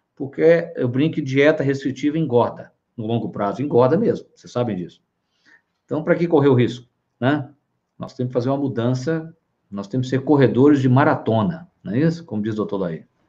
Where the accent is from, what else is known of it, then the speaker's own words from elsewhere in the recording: Minas Gerais, Brazil; Eu sou mineiro